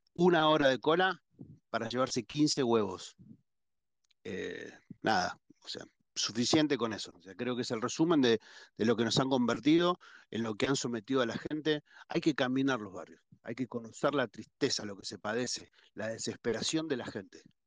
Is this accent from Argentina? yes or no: yes; Argentina; Somos todos argentinos